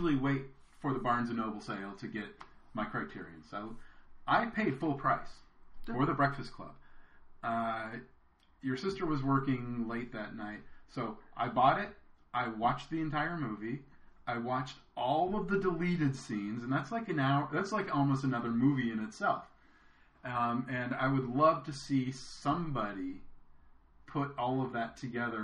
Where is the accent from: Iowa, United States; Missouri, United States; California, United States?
California, United States; Southern; I'm from California. I'm from Southern California